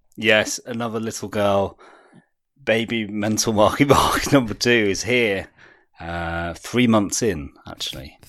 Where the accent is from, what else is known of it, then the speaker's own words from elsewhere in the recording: United Kingdom; as a British person